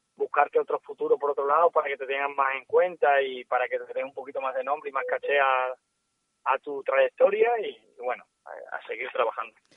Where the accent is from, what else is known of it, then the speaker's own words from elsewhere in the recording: Almendralejo, Extremadura, Spain; also born or lived in Seville; soy de Almendralejo, pero he nacido en Sevilla.